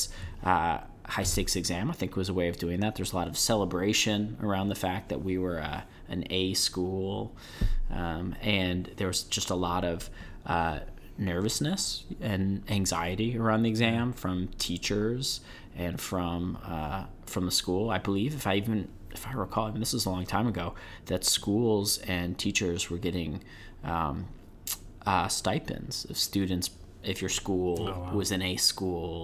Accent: Illinois, United States; moved away as an adult; also born or lived in Rockledge, Florida; As a kid growing up in Illinois

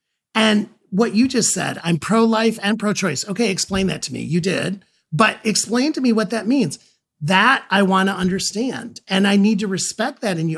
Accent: Ohio, United States; I grew up in a very union household in, you know, but I grew up in Ohio.

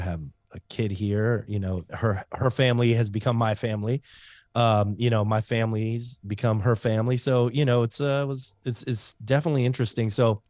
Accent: Germany; So I grew up in Germany mainly. My dad was in the military. And man, when you get swept up every 3 years, you learn heartbreak very early on in life.

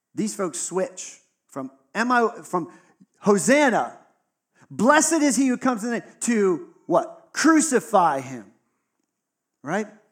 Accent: Texas, United States; I grew up in Texas, right? So it was in the South

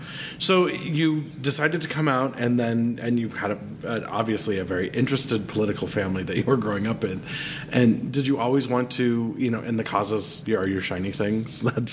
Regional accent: Montana, United States; Growing up in Montana, because I graduated in 91, so obviously not afraid to date myself either.

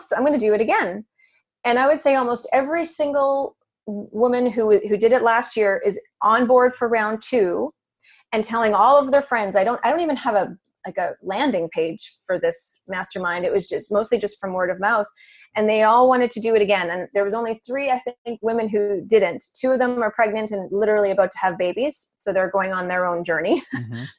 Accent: Canada; moved away as an adult; now in New York City, United States; I'm originally from Canada

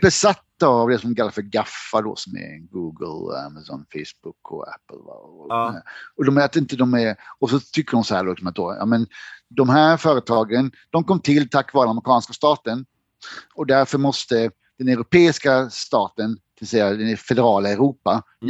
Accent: Blekinge, Sweden; moved away; also born or lived in France; jag är ju från Blekinge

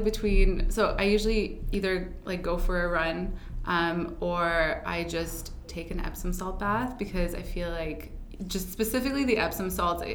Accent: Ottawa, Ontario, Canada; moved away as an adult; now in Toronto, Canada; I grew up in Ottawa

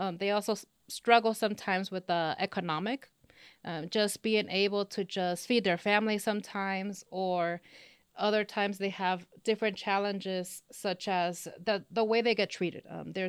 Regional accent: Los Angeles, California, United States; accent: Spanish accent; first language Spanish; English is a second language; also born or lived in Mexico; now in Texas, United States; I was born and raised in Los Angeles in California. My mom is from Mexico and my original dad from Honduras. And from then on, I actually started the school system in Mexico for a couple of years.

